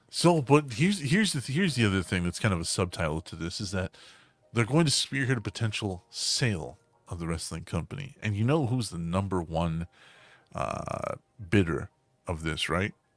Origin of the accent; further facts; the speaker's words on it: the South, United States; we're from the South